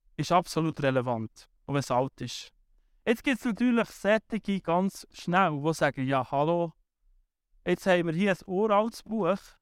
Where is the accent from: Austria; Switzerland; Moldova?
Switzerland; wir hier in der Schweiz